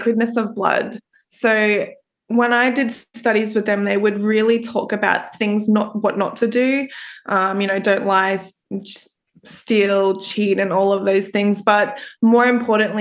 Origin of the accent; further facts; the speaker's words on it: Brisbane, Queensland, Australia; I'm an Australian podcast host for the … Podcast.